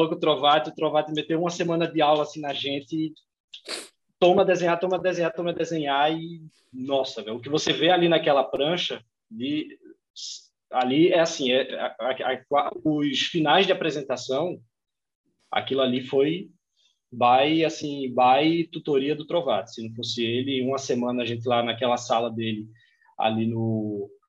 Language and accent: Portuguese; Recife, Pernambuco, Brazil; also born or lived in Curitiba / São Paulo / Belo Horizonte / Joinville; now in Palhoça, Brazil; Eu sou de Pernambuco, natural de Recife, né? Mas é, mais nômade do que recifense, né? Eu já morei em sete cidades do Brasil